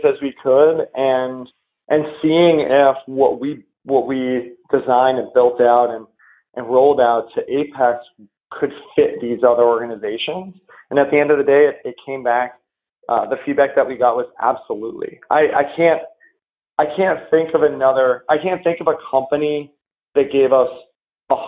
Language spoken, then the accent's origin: English; New England, United States; I grew up in New England